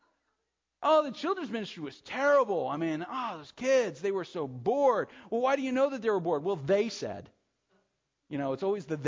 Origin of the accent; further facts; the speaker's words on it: United States; we're American Christians